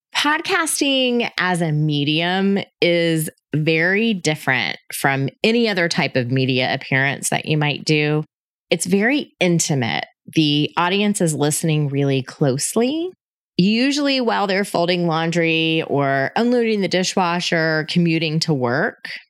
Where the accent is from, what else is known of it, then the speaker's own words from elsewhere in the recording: Panama City, Florida, United States; moved away as an adult; also born or lived in Denver, Colorado; I was born and raised in Panama City, Florida